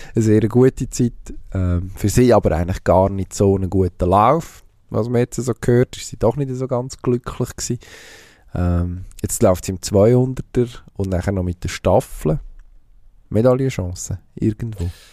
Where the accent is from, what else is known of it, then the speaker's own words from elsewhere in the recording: Switzerland; als Schweizer